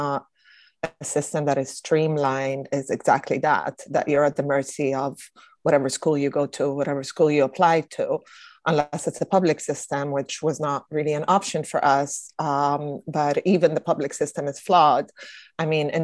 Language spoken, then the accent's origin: English; Italy; moved away; I know growing up in Italy